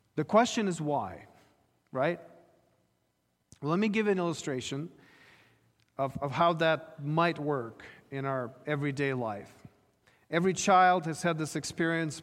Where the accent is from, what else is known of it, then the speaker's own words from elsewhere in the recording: Ukraine; moved away; I was growing up in Ukraine